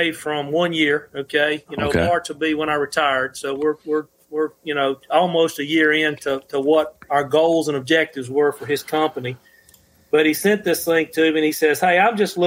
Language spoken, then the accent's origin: English; Mississippi, United States; my home state's Mississippi